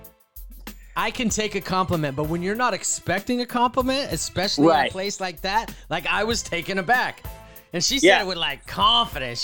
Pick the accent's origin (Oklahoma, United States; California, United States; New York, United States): California, United States; I'm from California.